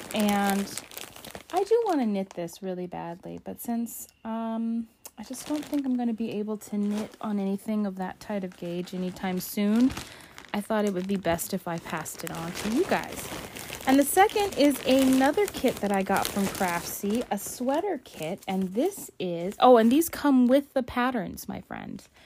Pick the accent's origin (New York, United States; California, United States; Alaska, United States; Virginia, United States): Alaska, United States; I'm an explorer of my home state of Alaska